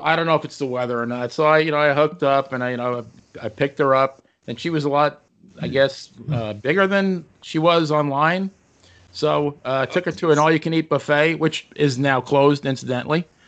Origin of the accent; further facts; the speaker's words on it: New York, United States; growing up in New York